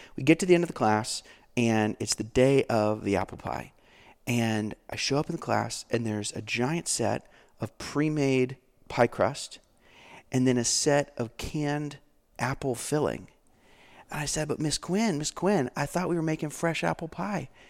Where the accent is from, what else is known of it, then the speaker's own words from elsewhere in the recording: Florida, United States; I'm a Floridian